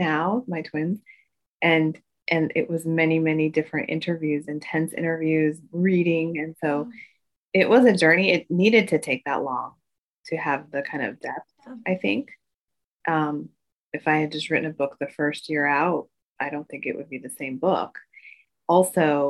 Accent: Midwest, United States; as an Asian American growing up in the Midwest

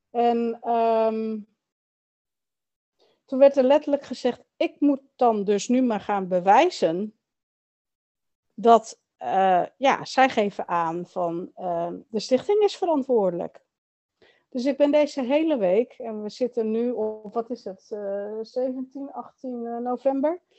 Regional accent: Chile; ik weet wel dat ik uit Chili kom, maar niet weet wie mijn biologische familie is.

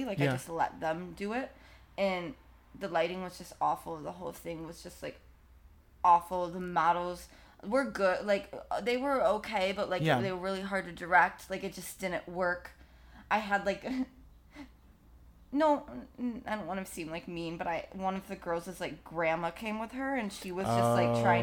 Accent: Plainwell, Michigan, United States; Michigan. Plainwell, Michigan

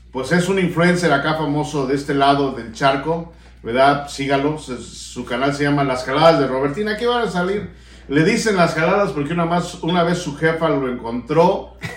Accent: Mexico City, Mexico; also born or lived in Tepito, Mexico City; Yo soy de la San Felipe de Jesús.

